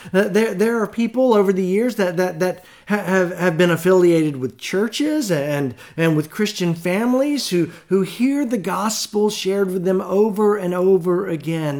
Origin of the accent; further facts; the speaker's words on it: the South, United States; growing up in the South